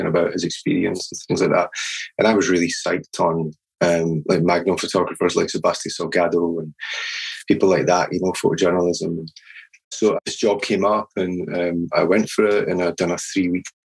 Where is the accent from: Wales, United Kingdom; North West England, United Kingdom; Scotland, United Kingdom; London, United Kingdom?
Scotland, United Kingdom; Edinburgh; I was born in Edinburgh and never really moved far away.